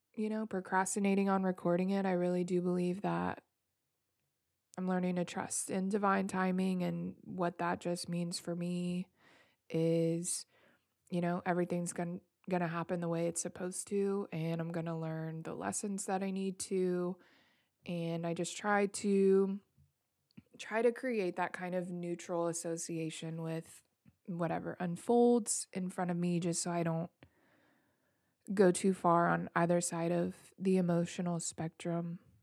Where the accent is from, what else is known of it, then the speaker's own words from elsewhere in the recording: Memphis, Tennessee, United States; I am born and raised in Memphis, Tennessee.